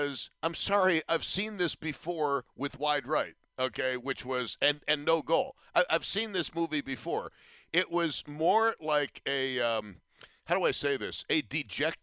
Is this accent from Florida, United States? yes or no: no; Buffalo, New York, United States; I'm from Buffalo.